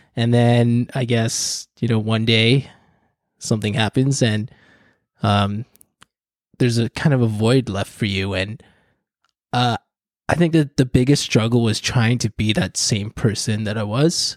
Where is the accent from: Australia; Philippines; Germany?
Philippines; I'm, I'm Filipino.